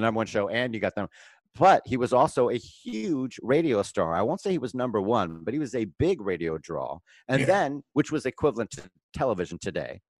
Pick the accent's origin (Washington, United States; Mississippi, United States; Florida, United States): Florida, United States; Fort Lauderdale; also born or lived in Bermuda / Pompano Beach, Florida; I was born in Bermuda and I grew up in Pompano and Fort Lauderdale, Florida